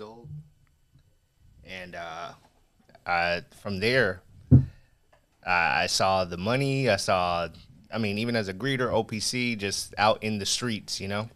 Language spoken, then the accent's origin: English; Las Vegas, Nevada, United States; I grew up in Vegas